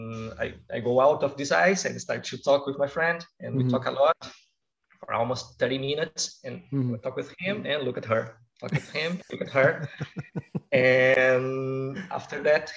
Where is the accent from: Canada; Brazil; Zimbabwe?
Brazil; moved away as an adult; now in Buenos Aires, Argentina; I was born in Brazil